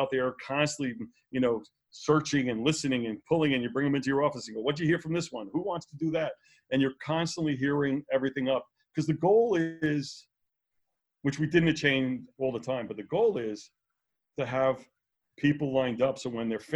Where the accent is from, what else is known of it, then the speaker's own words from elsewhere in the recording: New York City, New York, United States; I grew up in Brooklyn